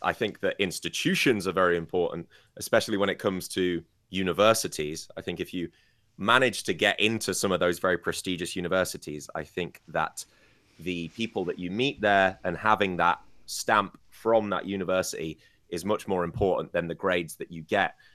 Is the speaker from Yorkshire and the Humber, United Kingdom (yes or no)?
yes; Scarborough, Yorkshire and the Humber, United Kingdom; now in Beijing, China; I'm from Scarborough, a small seaside town in the U K.